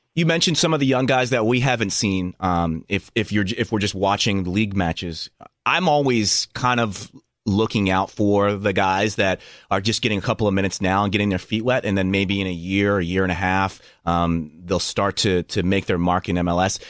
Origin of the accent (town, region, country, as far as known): Philadelphia, Pennsylvania, United States; born or raised there